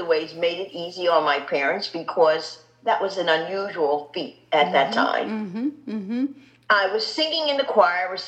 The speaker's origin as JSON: {"language": "English", "town": "Philadelphia", "region": "Pennsylvania", "country": "United States", "tie": "born or raised there", "moved": "as an adult", "lives_now": "Chicago, United States", "said": "my growing up in Philadelphia, being raised in Philadelphia"}